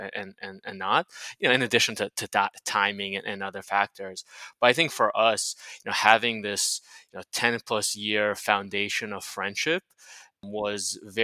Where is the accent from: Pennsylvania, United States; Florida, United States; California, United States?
Florida, United States; Miami; moved away; also born or lived in San Francisco; He and I have known each other since middle school. So we grew up together in Miami